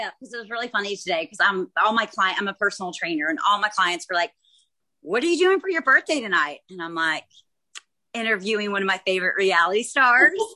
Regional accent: Dallas, Texas, United States; also born or lived in Tennessee; now in San Antonio, United States; I was born and raised in Dallas

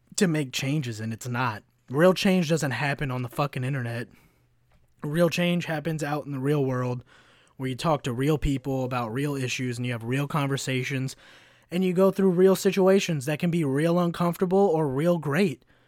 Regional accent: Kentucky, United States; moved away; also born or lived in Chicago; as a white kid growing up in Kentucky

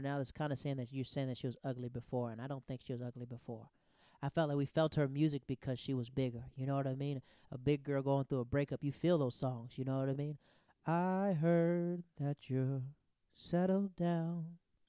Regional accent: the South, United States; I'm from the South.

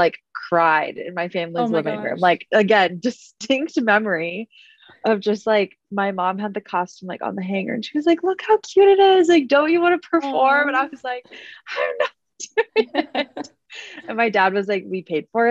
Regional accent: Westfield, Indiana, United States; I grew up in Westfield, Indiana, which is a suburb of Indianapolis. So I've been an indie girl, born and raised my whole life

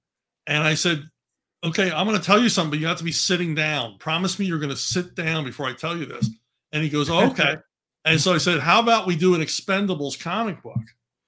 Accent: Philadelphia, Pennsylvania, United States; accent: Philadelphia; my Philadelphia accent comes back.

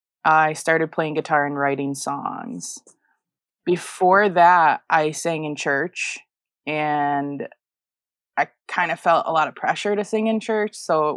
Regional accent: Illinois, United States; I was in a suburb of Chicago.

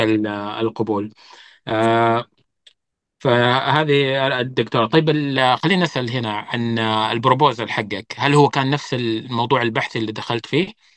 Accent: Saudi Arabia

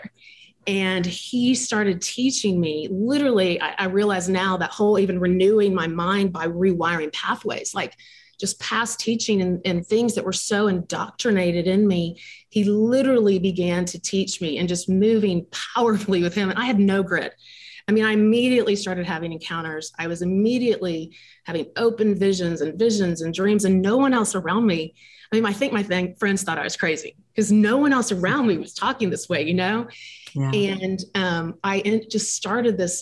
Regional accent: Dallas, Texas, United States; I grew up in in Dallas, Texas

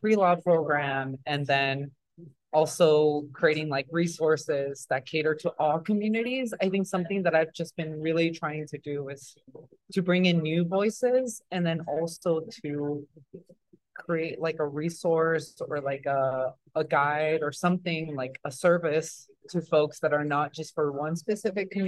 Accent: Los Angeles, California, United States; English is a second language; also born or lived in Jalostotitlán, Jalisco, Mexico; I am originally from Jalisco, Mexico, but I grew up in Southern California, in LA proper

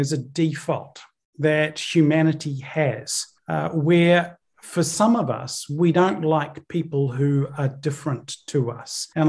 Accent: New Zealand; born or raised there; also born or lived in Northern Ireland, United Kingdom

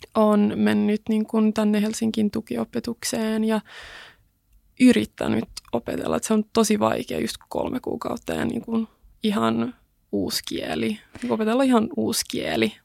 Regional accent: Kauniainen, Uusimaa, Finland; born or raised there; first language Swedish; Finnish is a second language; also born or lived in Sweden / United States

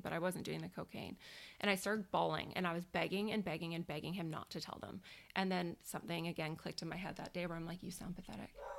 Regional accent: Victoria, British Columbia, Canada; born and raised in Victoria. I've never lived anywhere else

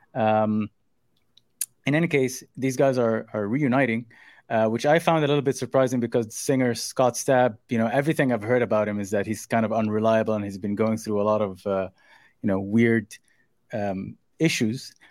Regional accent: Saudi Arabia; moved away; growing up in Saudi as a kid

